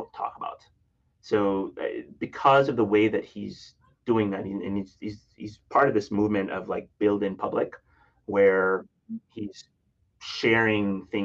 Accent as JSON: {"language": "English", "country": "Jamaica", "moved": "yes", "lives_now": "Minneapolis, United States", "said": "I'm originally from Jamaica, and it is a slice of home"}